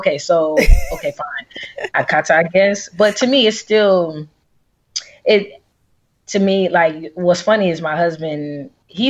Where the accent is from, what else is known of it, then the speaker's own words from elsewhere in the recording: Atlanta, Georgia, United States; also born or lived in Texas / Washington, D.C.; then moved to Atlanta. So I've been in Atlanta since I was like 7. Oh, wow. You are an Atlanta. Yeah, I'm an Atlanta native. Yeah. I'm pretty much a Georgia peach.